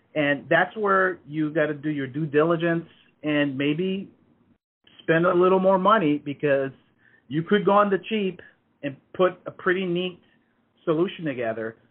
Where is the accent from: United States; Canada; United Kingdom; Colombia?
United States; Hawaii; moved away as an adult; also born or lived in Redmond, Washington; I grew up in Hawaii